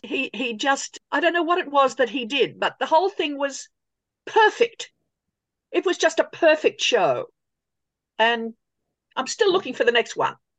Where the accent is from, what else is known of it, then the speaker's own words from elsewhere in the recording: Sydney, New South Wales, Australia; I grew up in Sydney going to see all the old musicals.